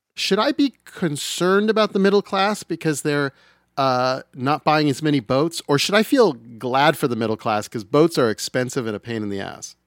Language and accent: English; Utah, United States; I grew up in Utah